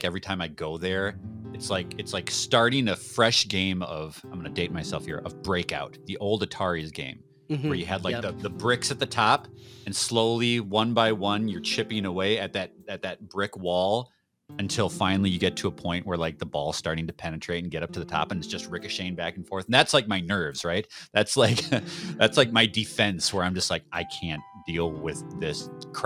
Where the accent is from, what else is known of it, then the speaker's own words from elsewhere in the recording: Minneapolis–Saint Paul, Minnesota, United States; I was born and raised here in the Twin Cities